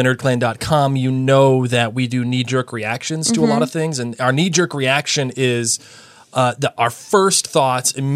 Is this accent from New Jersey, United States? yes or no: no; Boston, Massachusetts, United States; I'm from Boston